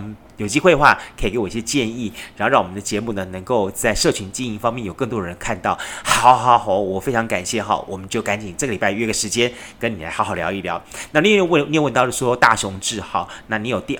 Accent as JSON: {"language": "Chinese", "region": "Tainan", "country": "Taiwan", "said": "身为台南人，你们知道为什么吃台南的蚵仔煎"}